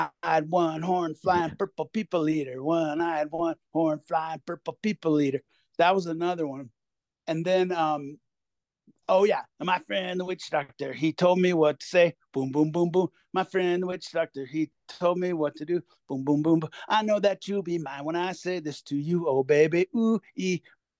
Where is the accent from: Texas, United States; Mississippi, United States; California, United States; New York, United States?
California, United States; Hermosa Beach; moved away as an adult; also born or lived in Los Angeles, California; now in Fort Collins, United States; I grew up in Hermosa Beach, California. I lived there till I was in my late 20s, and then moved around various parts of LA, and then at a certain point ended up out here in Fort Collins